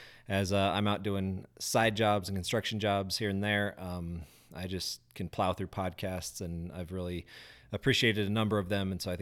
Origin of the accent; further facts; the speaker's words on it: Grand Junction, Colorado, United States; also born or lived in Denver; Was born in Denver, but I was raised over in Grand Junction there.